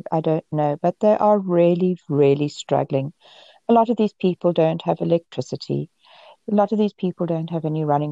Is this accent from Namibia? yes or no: yes; Namibia; also born or lived in South Africa; now in Canada; I grew up in Namibia, which was Southwest Africa, and moved to South Africa